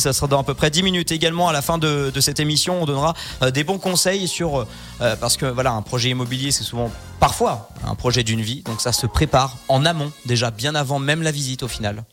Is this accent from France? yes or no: yes; Haute-Savoie, Auvergne-Rhône-Alpes, France; chez nous en Haute-Savoie et dans notre région